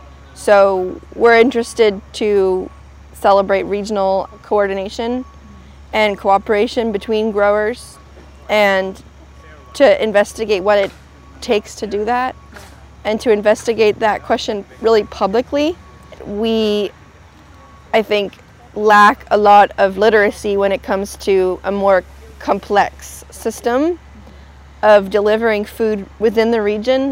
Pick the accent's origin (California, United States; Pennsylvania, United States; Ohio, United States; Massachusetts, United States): Massachusetts, United States; Cambridge; I'm from here. I'm from Cambridge.